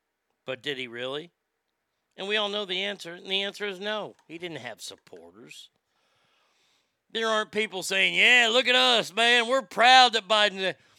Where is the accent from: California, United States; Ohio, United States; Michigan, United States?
California, United States; now in Nevada, United States; For Nevada elections, I've always voted red because I came from California. My philosophy is I left California for a reason.